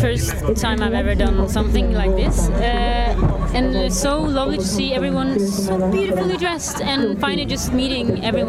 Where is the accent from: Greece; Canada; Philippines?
Greece; now in Norway; I live in Norway. I grew up in Greece, and then we moved to Norway